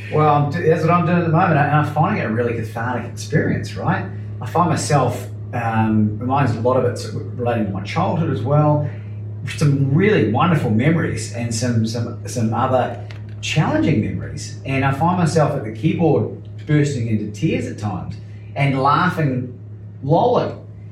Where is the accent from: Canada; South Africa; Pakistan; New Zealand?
New Zealand; being a New Zealander